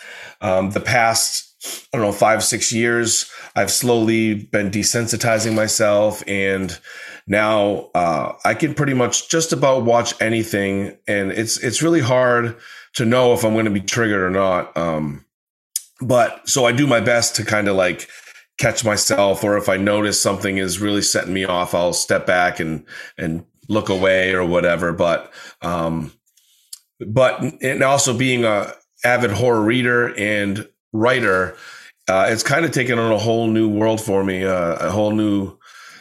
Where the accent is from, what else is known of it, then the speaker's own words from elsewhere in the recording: Maine, United States; I grew up in Maine